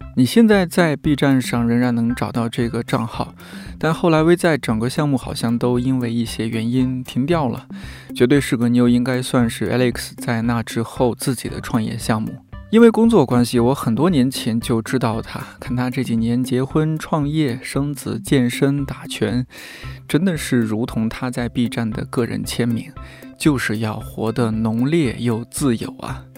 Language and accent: Chinese; Shanxi, China; 作为一个山西人